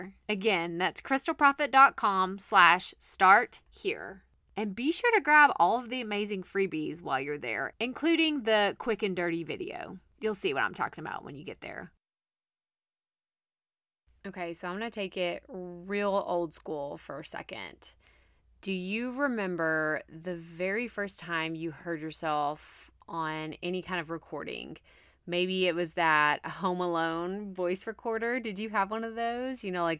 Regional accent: Texas, United States; accent: Texas twang; When I go home or I talk to one of my best friends from my hometown, like, yeah, it comes out a little bit stronger. You can definitely hear that Texas twang, like, really, really bad.

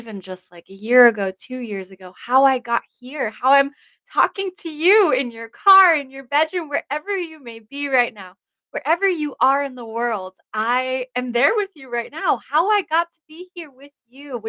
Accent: Stuttgart, Baden-Württemberg, Germany; also born or lived in Texas / Florida; now in Washington State, United States; I grew up in Germany, in Stuttgart, Germany. That's where I spent almost all of my life.

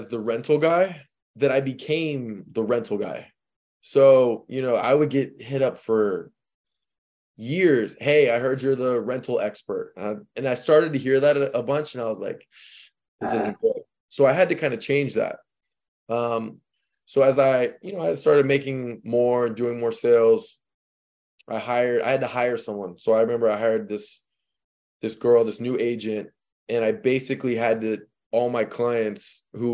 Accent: St. Louis, Missouri, United States; moved away as an adult; now in Miami, United States; I'm from St. Louis. I moved here not knowing one person in the state of Florida.

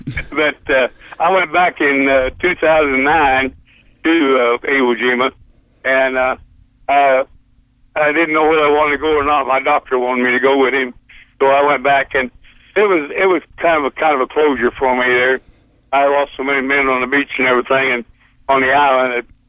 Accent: Oklahoma, United States; born there; also born or lived in Pampa, Texas; And I was born in Oklahoma though, but I went to school when I quit school to go into the Marine I was living in Pampa, Texas, out in the Panhandle

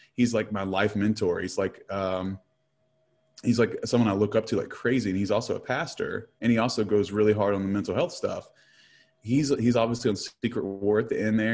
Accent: Huntington, West Virginia, United States; I'm from Huntington, West Virginia

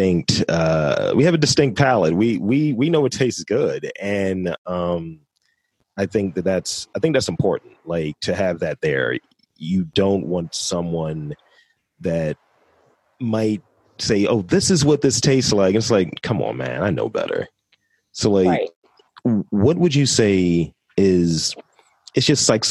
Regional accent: Baltimore, Maryland, United States; I'm straight from Baltimore as well. Always been here

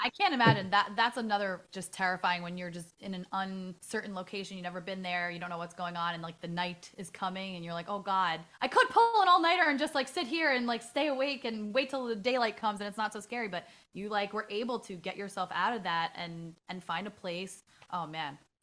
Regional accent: New York City, New York, United States; I'm from the Bronx, like, born and raised

